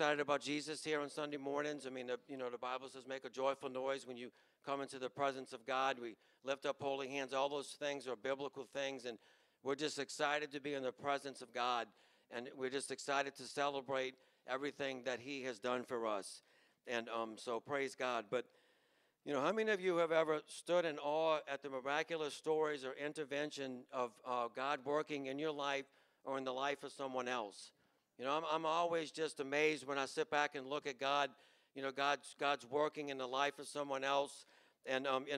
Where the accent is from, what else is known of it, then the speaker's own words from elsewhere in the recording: Chalmette, Louisiana, United States; We grew up in Chalmette